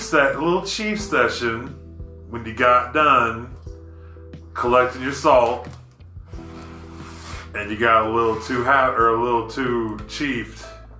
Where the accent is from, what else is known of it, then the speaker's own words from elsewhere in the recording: Oklahoma, United States; I don't think of us as Southern. Because I look at us as like the redhead stepchild. We're too northern or too Yankee-ish to be Southern if you talk to Texas or anybody else.